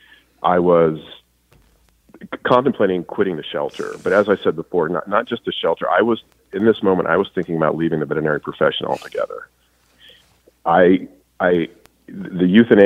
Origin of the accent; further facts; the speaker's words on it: New Mexico, United States; moved away as an adult; also born or lived in Colorado / San Diego; now in Los Angeles, United States; I grew up in New Mexico in the high desert